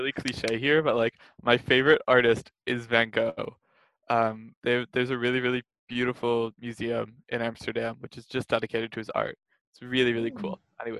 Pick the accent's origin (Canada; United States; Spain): Canada; Blasphemous as a Canadian.